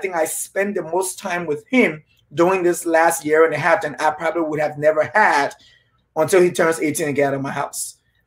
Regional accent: Liberia; moved away; we, some of us who probably were born and raised in Liberia

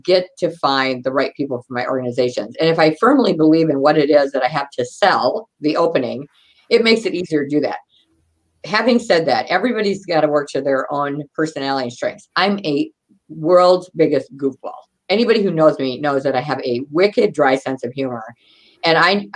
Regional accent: Wisconsin, United States; We're from Wisconsin

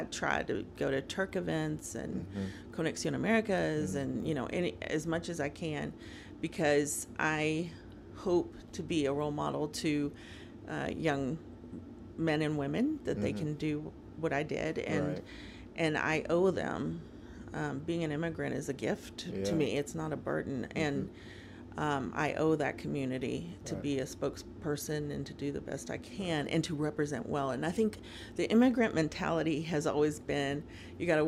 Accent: Nashville, Tennessee, United States; also born or lived in Bogota, Colombia; I grew up in the South

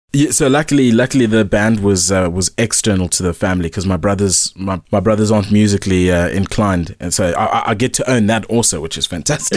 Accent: Eastern Cape, South Africa; growing up in the Eastern Cape, it's, it's an interesting one

